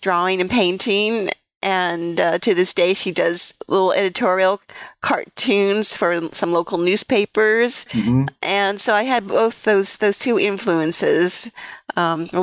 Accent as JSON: {"language": "English", "area": "San Francisco Bay Area", "region": "California", "country": "United States", "tie": "born or raised there"}